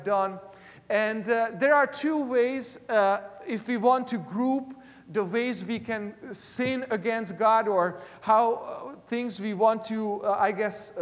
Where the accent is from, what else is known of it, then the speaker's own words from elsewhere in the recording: Hungary; English is a second language; moved away; When I was in elementary school and even in high school back in Hungary, I am originally from Eastern Europe